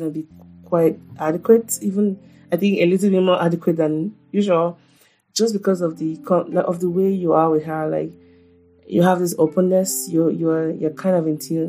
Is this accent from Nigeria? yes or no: yes; Nigeria; I'm just a Nigerian mom